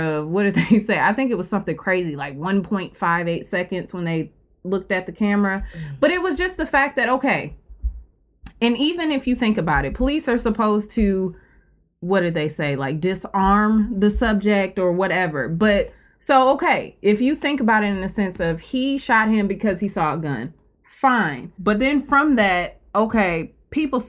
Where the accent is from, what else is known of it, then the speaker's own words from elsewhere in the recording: Milwaukee, Wisconsin, United States; now in Chicago, United States; I'm from Milwaukee. I don't live here now